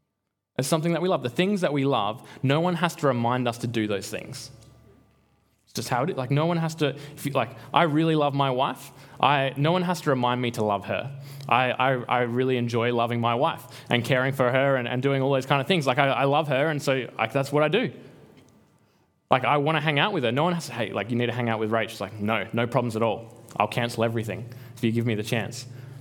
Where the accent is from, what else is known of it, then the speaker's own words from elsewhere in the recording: Albany, Western Australia, Australia; moved away; I'm from Albany